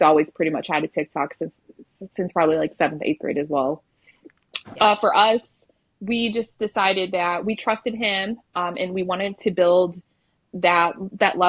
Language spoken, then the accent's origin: English; Michigan, United States; moved away as an adult; now in Lubbock, United States; we're originally from Michigan, and we relocated to Lubbock, Texas